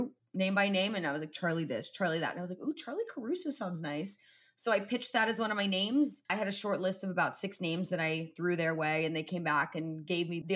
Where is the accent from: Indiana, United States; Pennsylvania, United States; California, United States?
Indiana, United States; Indianapolis; moved away as an adult; my hometown, which is Indianapolis